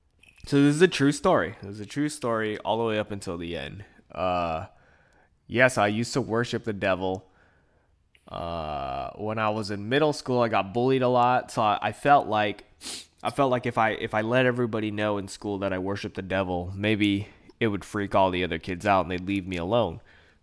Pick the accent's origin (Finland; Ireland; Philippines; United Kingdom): Philippines; And I'm Filipino, you know, so it's very off-putting.